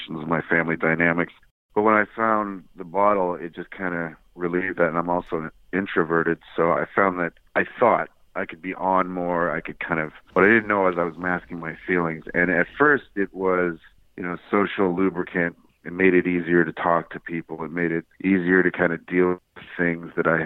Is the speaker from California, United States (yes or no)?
yes; Inland Empire, California, United States; also born or lived in Orange, California; Then we moved to the Inland Empire, which, you know, I wasn't too fond of, but I went to high school there